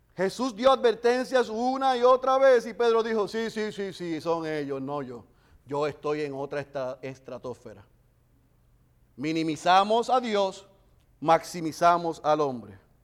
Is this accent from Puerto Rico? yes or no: yes; Bayamón, Puerto Rico; somos como yo de Bayamón